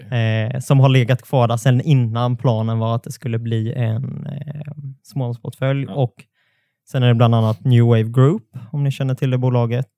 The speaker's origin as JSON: {"language": "Swedish", "area": "near Alvesta, Småland", "region": "Kronoberg County", "country": "Sweden", "tie": "born or raised there", "said": "Det är ju bara ett stenkast från där jag är uppvuxen"}